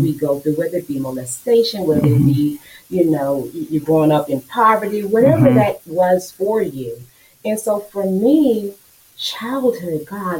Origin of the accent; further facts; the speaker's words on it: Galveston, Texas, United States; now in Houston, United States; growing up in Galveston, being raised in the church